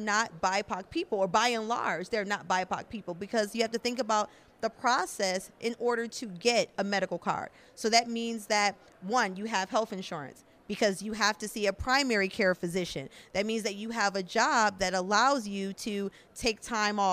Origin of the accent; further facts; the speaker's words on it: Buffalo, New York, United States; now in Austin, United States; originally, I am from Buffalo, New York